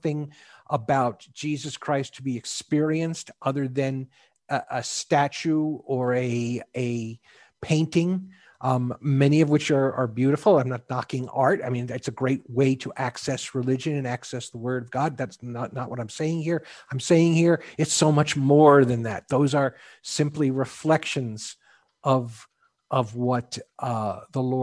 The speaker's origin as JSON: {"language": "English", "area": "the Northeast", "region": "New York", "country": "United States", "tie": "born or raised there", "moved": "yes", "lives_now": "Houston, United States", "said": "Now, I grew up in the Northeast, in New York, grew up Catholic, went to Catholic school through high school."}